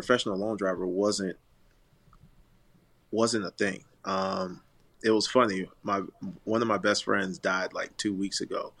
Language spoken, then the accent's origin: English; Orlando, Florida, United States; also born or lived in Tallahassee; we're in Tallahassee, and I'm from Orlando